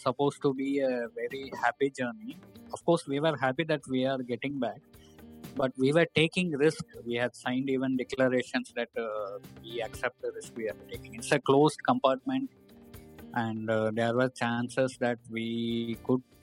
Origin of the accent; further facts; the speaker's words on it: hometown near Coimbatore, Tamil Nadu, India; moved away as an adult; also born or lived in Nigeria; I would depart to my hometown